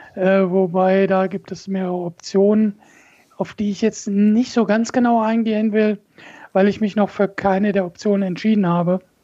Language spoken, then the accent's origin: German; Braunschweig, Lower Saxony, Germany; moved away as an adult; now in Wolfenbüttel, Germany; bin gebürtiger Braunschweiger